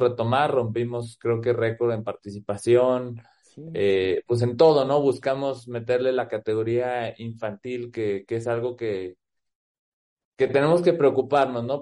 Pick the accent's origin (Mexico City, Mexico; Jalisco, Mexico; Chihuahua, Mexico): Jalisco, Mexico; Guadalajara; also born or lived in Phoenix, Arizona, United States; now in Aguascalientes, Mexico; soy promotor también del front tenis eh, en Guadalajara, ahí en el, en el club donde, pues donde es mi club, eh, donde me hice como jugador y como persona, el Club Los Pinos